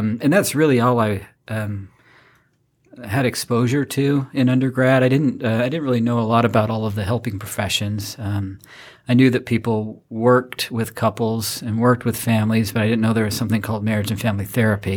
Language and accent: English; Rexburg, Idaho, United States; moved away; also born or lived in Winston-Salem, North Carolina; we moved back to my hometown, a little town called Rexburg, Idaho